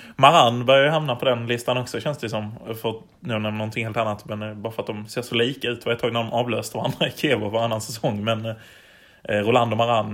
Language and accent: Swedish; Malmö, Skåne, Sweden; vi är väl bägge från Malmö